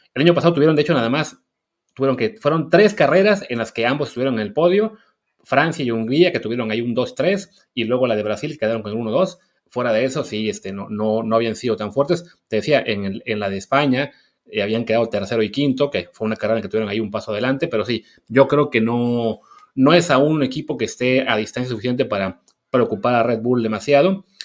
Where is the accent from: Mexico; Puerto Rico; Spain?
Mexico; de lo que somos mexicanos ahora